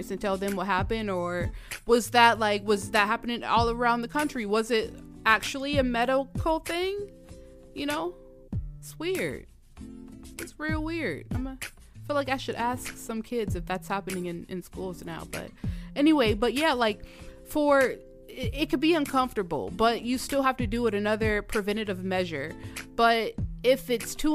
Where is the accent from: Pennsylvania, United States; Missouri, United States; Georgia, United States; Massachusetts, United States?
Georgia, United States; I'm from Georgia. I went to school in Georgia.